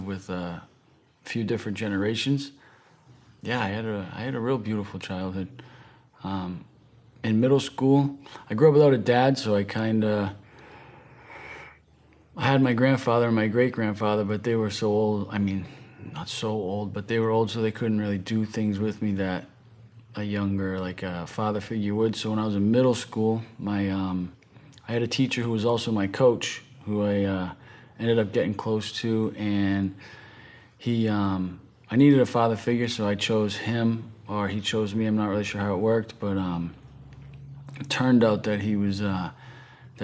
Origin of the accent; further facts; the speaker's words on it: right outside of Boston, Massachusetts, United States; I'm from the East Coast, from Massachusetts, right outside of Boston.